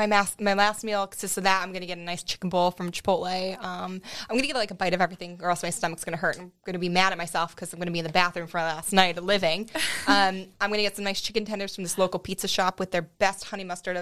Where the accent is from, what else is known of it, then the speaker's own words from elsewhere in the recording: Lower Merion, Pennsylvania, United States; I live in Lower Merion. I was raised in Lower Merion.